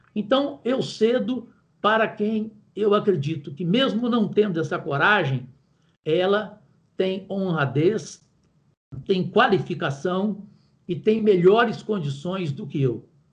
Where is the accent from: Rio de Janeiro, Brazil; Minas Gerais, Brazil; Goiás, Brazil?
Goiás, Brazil; eu que sou de Goiás